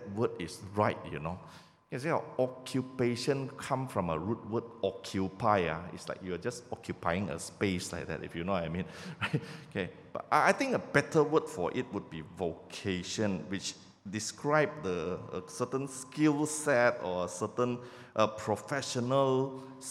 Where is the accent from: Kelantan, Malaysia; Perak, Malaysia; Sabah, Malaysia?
Sabah, Malaysia; moved away as an adult; I'm actually from Sabah